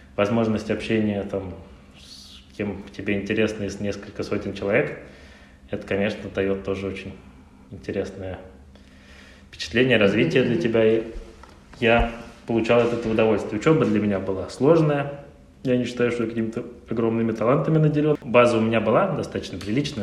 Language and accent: Russian; Saint Petersburg, Russia; Я родился в Санкт-Петербурге